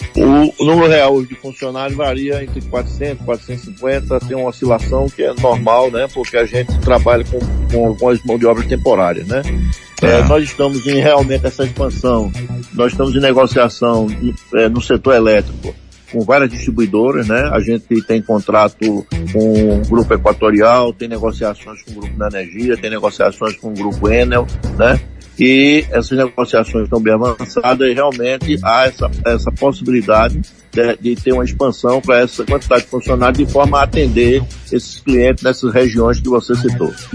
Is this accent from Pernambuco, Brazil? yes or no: yes; Vitória de Santo Antão, Pernambuco, Brazil; also born or lived in Recife; now in Serra Talhada, Brazil; Eu, eu sou natural de Vitória de Santo Antão, é, fui morar em Recife com 15 anos de idade